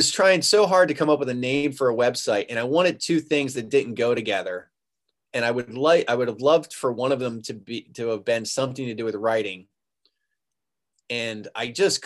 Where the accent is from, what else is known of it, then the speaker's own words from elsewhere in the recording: the South, United States; also born or lived in Wheeling / Daytona Beach; I'm a Southerner